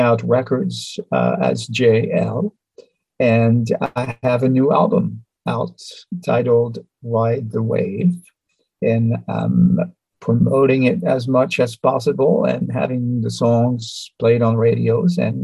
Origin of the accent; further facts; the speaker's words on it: France; moved away as an adult; also born or lived in Geneva, Switzerland; now in New York City, United States; I was born in Europe, in France, near Switzerland.